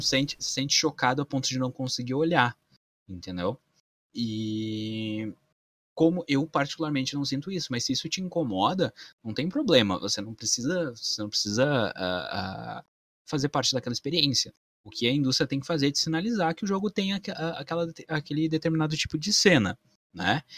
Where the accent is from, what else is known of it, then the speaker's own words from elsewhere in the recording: Campo Bom, Rio Grande do Sul, Brazil; da minha cidade natal também, que chama Campo Bom, que é a cidade que eu vivo ainda